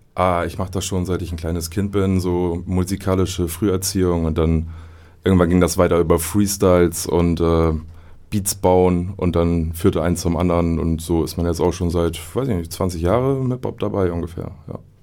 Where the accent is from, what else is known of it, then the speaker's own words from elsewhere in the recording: Oldenburg, Lower Saxony, Germany; quasi als Oldenburger